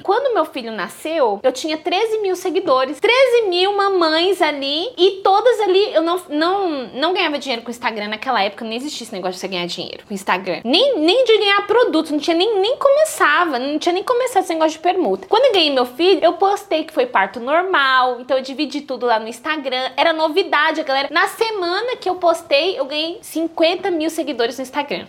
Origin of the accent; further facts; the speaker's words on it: São Paulo, Brazil; sou paulista, mas a minha família é nordestina, todo mundo lá de Alagoas